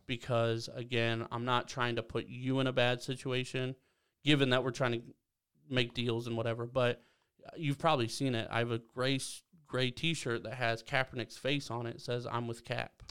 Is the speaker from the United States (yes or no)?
yes; Belleville, Ohio, United States; moved away; growing up in Belleville